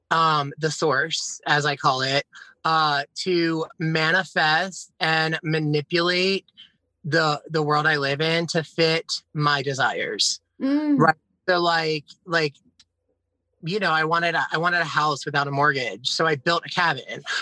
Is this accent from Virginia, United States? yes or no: no; Pennsylvania, United States; moved away as an adult; now in South Carolina, United States; I went back to Philadelphia because it's where I was born. I grew up in like um, Bucks County and Montgomery